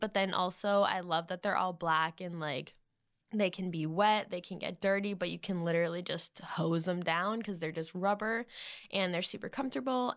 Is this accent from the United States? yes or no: yes; Massachusetts, United States; moved away; I'm from Massachusetts